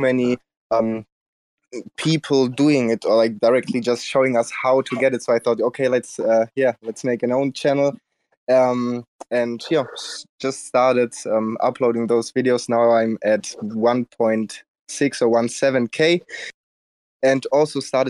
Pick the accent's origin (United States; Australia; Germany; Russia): Germany; I'm from Germany